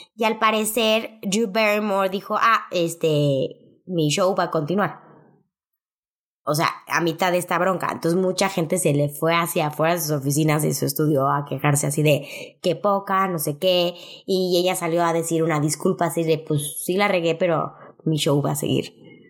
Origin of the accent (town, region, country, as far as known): Mexico